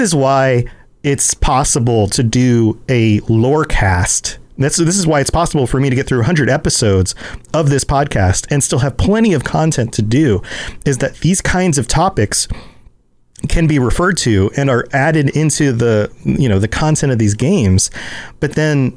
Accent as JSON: {"language": "English", "region": "the South", "country": "United States", "said": "I'm from the South"}